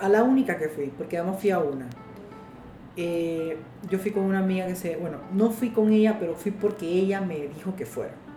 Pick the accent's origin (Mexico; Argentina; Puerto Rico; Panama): Panama